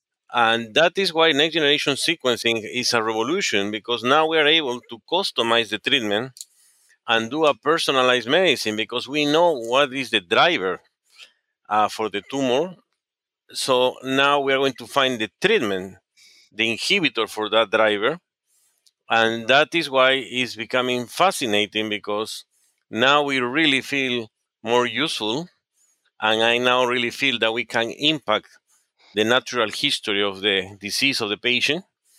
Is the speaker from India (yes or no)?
no; Peru; Yeah, I was born in Peru. My father was a doctor, and my father has lived before in the United States, and he went back to Peru.